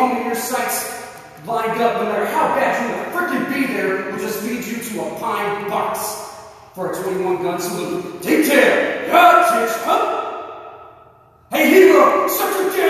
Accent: Texas, United States; now in Waco, United States; I'm from a small town called Currents, Texas.

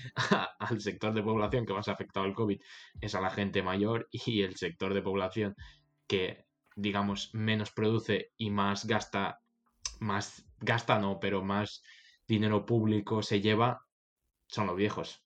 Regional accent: Menorca, Balearic Islands, Spain; yo soy de, Menorca, de la isla, de una isla de las Islas Baleares

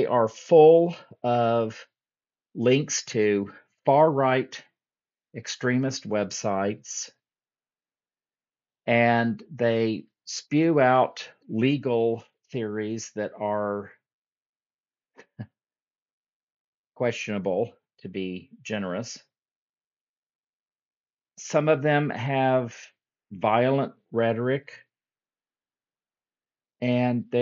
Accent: United States; as an American

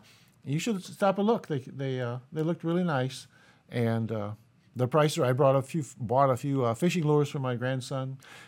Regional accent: Jesup, Iowa, United States; I'm from Jesup, Iowa

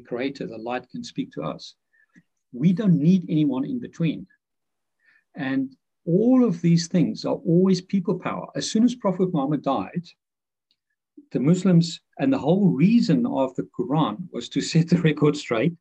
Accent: Pretoria, Gauteng, South Africa; moved away; I grew up in Dutch Reformed Church in Pretoria, South Africa, the heart of apartheid

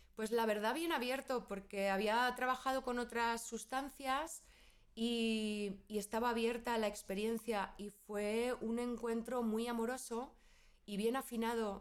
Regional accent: Spain; moved away as an adult; soy española, ahí eh, viví casi toda mi vida

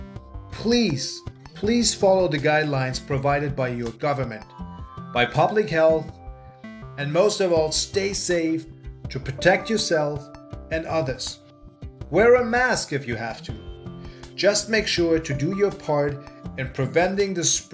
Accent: Germany; now in Canada; in case if you are wondering where this charming accent is from, I am originally from Germany, so I am a German living in Canada

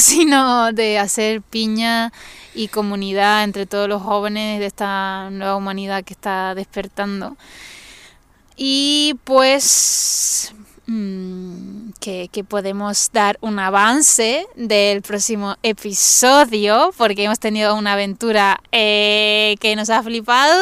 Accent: Tenerife, Canary Islands, Spain; soy de Canarias, la mejor isla del mundo, o sea, la mejor isla del mundo, eh, de Tenerife

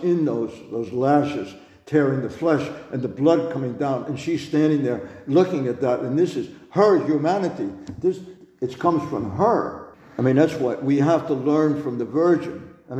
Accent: New York, United States; Well, because I'm a New Yorker, because I'm a big mouth, because I'm this way, I'm brash

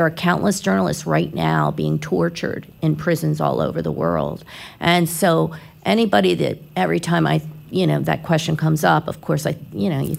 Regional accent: Philadelphia, Pennsylvania, United States; now in Florida, United States; I grew up in Philly

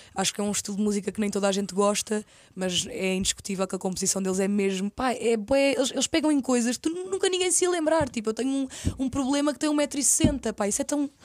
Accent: Caldas da Rainha, Leiria District, Portugal; moved away as an adult; also born or lived in Lisbon; eu sou das Caldas da Rainha

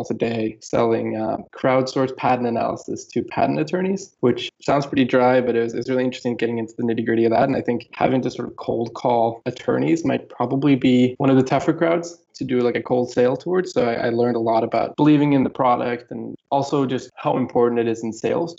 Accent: Gothenburg, Västra Götaland, Sweden; moved away as an adult; also born or lived in Los Angeles, California; I grew up in Sweden, a town called Gothenburg, Sweden

